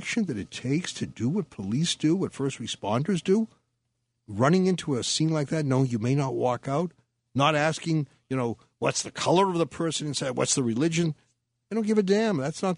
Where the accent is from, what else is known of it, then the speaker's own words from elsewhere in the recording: Boston, Massachusetts, United States; I'm trying to give it that Boston, because Jeff is from Boston, and I'm from Boston, so you're outnumbered.